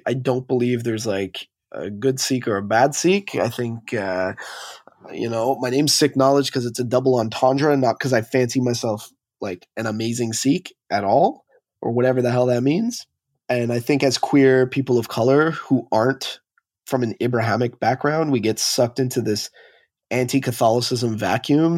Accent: Montreal, Quebec, Canada; moved away as an adult; now in Toronto, Canada; born and raised in Montreal. now living in Toronto for the last

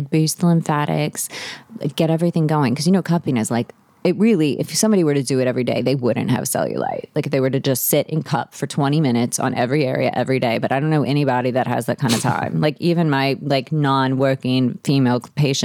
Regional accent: New Orleans, Louisiana, United States; moved away as an adult; also born or lived in Texas; So I'm from New Orleans. I'm seventh generation New Orleanian

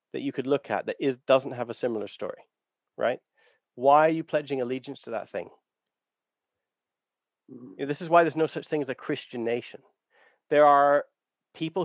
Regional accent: Canada; I have discovered that I grew up on Blackfoot territory

